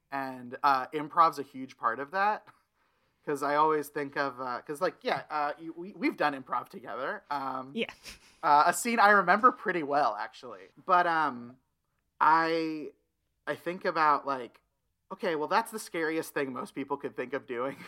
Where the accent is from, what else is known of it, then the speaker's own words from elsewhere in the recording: Tulsa, Oklahoma, United States; moved away as an adult; also born or lived in Stillwater, Oklahoma / Jacksonville, Florida; now in Los Angeles, United States; Tulsa is the city I was raised